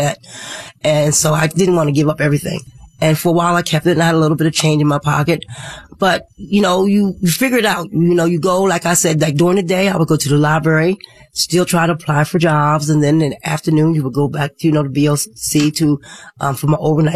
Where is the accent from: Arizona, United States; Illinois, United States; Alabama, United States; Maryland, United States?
Maryland, United States; moved away as an adult; now in Florida, United States; I'm from Maryland. I moved here about 10 years ago.